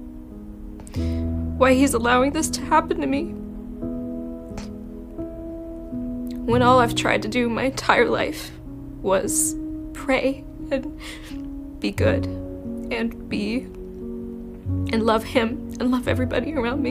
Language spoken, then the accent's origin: English; Augsburg, Bavaria, Germany; moved away as an adult; now in Tucson, United States; I was born and raised in Augsburg, Germany. I moved to Tucson in 2020